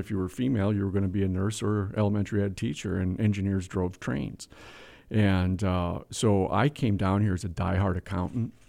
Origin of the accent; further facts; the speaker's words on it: Whitehall, Wisconsin, United States; I was born in Whitehall, Wisconsin, population fourteen sixty-one.